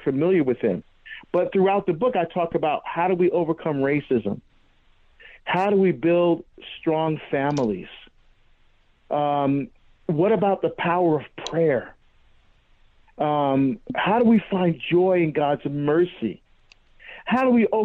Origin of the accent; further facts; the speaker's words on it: Hillside, New Jersey, United States; also born or lived in Barbados; I was born in Barbados in the West Indies, but I grew up in New Jersey.